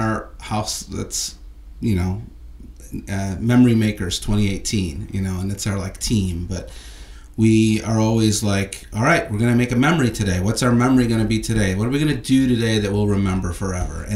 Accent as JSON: {"language": "English", "town": "Chicago", "region": "Illinois", "country": "United States", "tie": "born or raised there", "moved": "as an adult", "lives_now": "Los Angeles, United States", "said": "I grew up watching it in Chicago. I went as a kid and in high school"}